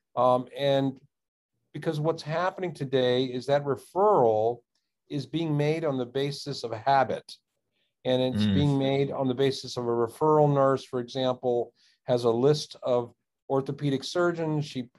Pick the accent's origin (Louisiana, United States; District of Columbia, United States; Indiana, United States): District of Columbia, United States; Washington; I grew up in the Washington, D.C. area, became a surgeon, practiced for 30 years.